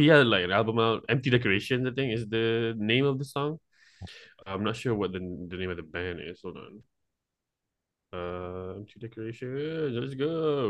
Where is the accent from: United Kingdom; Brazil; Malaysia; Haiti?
Malaysia; from Malaysia.